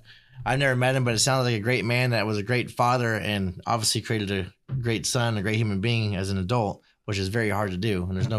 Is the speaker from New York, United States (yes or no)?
no; Virginia Beach, Virginia, United States; moved away; And I grew up in Virginia Beach, Virginia, and you know, I got separated from my family and had to come to South Bakersfield.